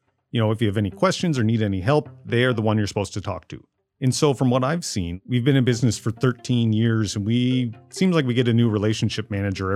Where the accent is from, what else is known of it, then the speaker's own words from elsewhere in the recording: Amherst, Nova Scotia, Canada; moved away; When I moved back to Amherst, Nova Scotia after 15 years away